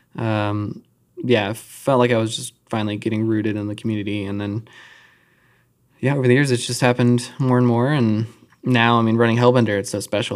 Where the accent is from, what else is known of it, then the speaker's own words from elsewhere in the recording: Charlotte, North Carolina, United States; I grew up in Charlotte